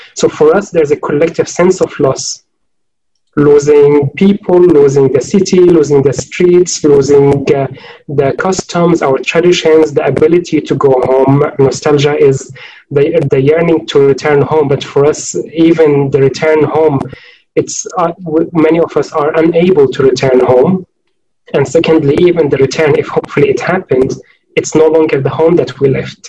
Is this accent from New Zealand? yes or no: no; Homs, Homs Governorate, Syria; moved away as an adult; also born or lived in Oxford, United Kingdom; in Homs, in my neighborhood